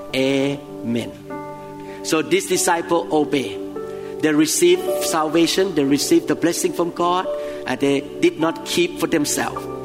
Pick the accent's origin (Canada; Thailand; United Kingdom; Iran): Thailand; moved away; I came from Thailand